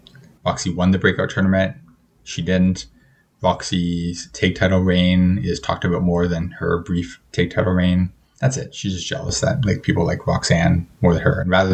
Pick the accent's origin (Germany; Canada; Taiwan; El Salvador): Canada; But I mean, I said at the start of this episode that I'm Canadian, so put two and two together.